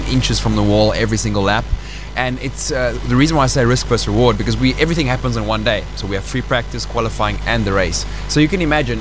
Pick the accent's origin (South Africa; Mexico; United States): South Africa; as a South African, I'm so used to this heat. I grew up here